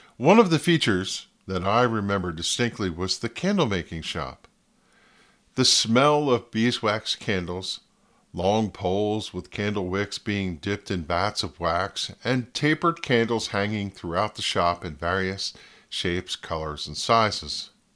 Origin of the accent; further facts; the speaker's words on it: Flemington, New Jersey, United States; also born or lived in Ringoes, New Jersey; Growing up in my hometown of Flemington, New Jersey